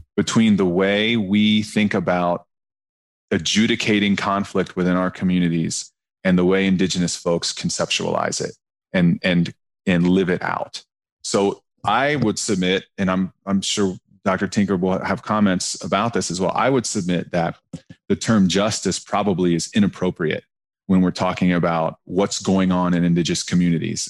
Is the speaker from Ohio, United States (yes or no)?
yes; Southern Ohio, United States; I'm a white guy from Southern Ohio